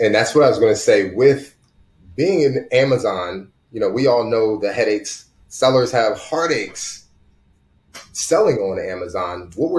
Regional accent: Jacksonville, Florida, United States; I'm from Jacksonville.

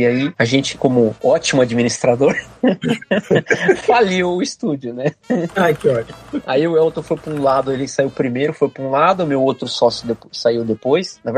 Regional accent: ABC Paulista, São Paulo, Brazil; moved away as an adult; now in Rio de Janeiro, Brazil; sou de São Paulo sou do ABC Paulista.

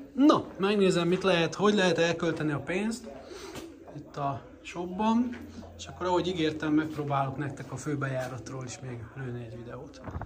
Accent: Hungary; magyarként, gyerekként a 80-as, 90-es években

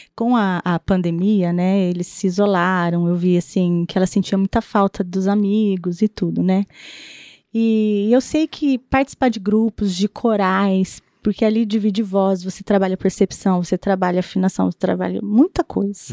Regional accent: Londrina, Paraná, Brazil; also born or lived in Curitiba / Sertanópolis; nós mudamos para Londrina, eu devia ter três aninhos.

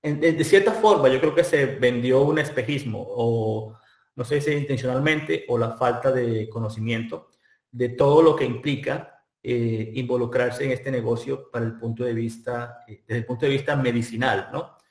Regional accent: Colombia; now in California, United States; yo soy de, Colombia, eh, soy químico eh, colombiano

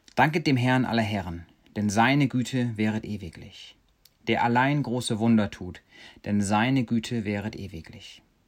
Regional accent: Germany; now in Kenya; wir Deutschen

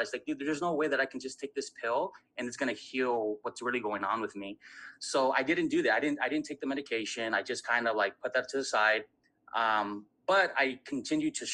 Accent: Southern California, United States; I'm from Southern California

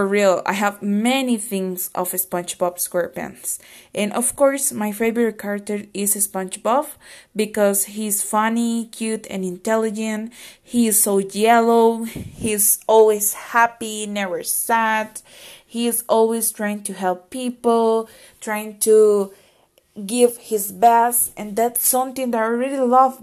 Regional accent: Costa Rica; from Costa Rica

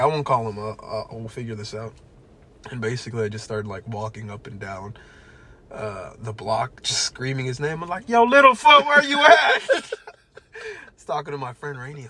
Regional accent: United States; being American

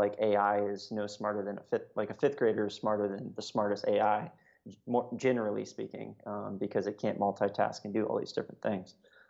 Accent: Hawaii, United States; when I think about like my childhood growing up in Hawaii, I was like lucky enough to live on a military base

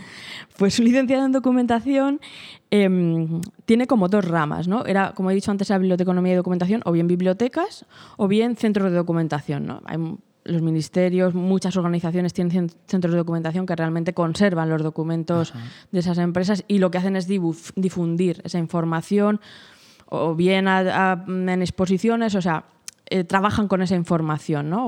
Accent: Fuentidueña de Tajo, Community of Madrid, Spain; siempre, siempre he vivido aquí, ¿no? Mis padres han vivido aquí y, desde pequeñita, pues mi infancia y todo, todo ha sido aquí, aquí en Fuentidueña

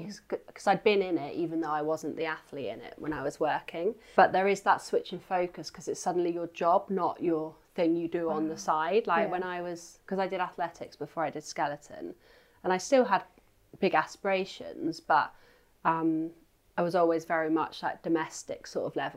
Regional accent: Isle of Wight, South East England, United Kingdom; also born or lived in Edinburgh; now in Bath, United Kingdom; where I grew up at home on the Isle of Wight

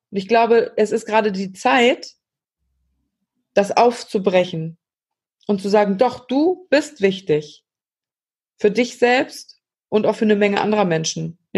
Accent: Germany; hier bei uns in Deutschland

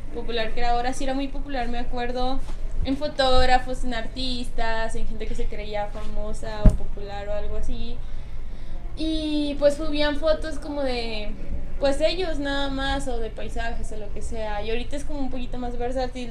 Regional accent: Mazatlán, Sinaloa, Mexico; moved away; yo soy de, de Mazatlán, Sinaloa, entonces si vengo de bastante lejos

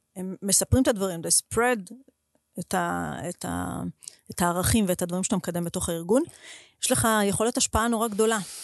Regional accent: Israel; אני מישראל הקטנה

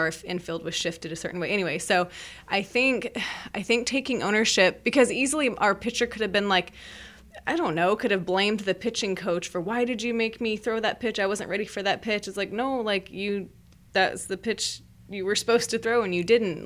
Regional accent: Merced, California, United States; I grew up in Merced

